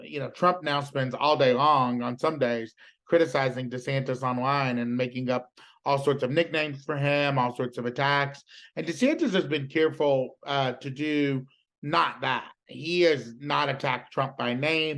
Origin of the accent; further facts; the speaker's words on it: South Carolina, United States; accent: Southern; moved away; I've always been like kind of proud to be from South Carolina